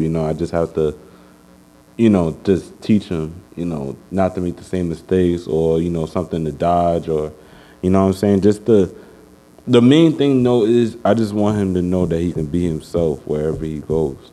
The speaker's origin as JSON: {"language": "English", "town": "New York City", "region": "New York", "country": "United States", "tie": "born or raised there", "said": "I grew up on Uptown Bronx Gun Hill"}